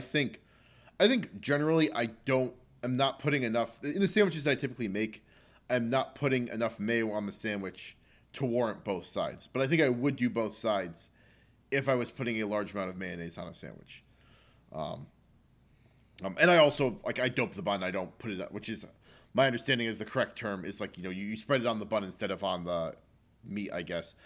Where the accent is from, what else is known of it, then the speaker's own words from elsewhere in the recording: New Jersey, United States; moved away; also born or lived in Baltimore; I was coming from New Jersey, like, the land of a thousand diners